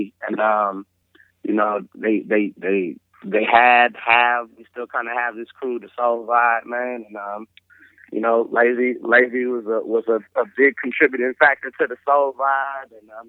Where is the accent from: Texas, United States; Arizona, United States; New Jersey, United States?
Texas, United States; I'm from Texas